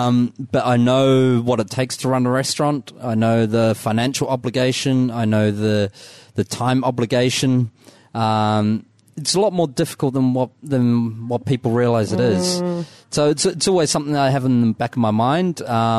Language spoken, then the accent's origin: English; Dunedin, Otago, New Zealand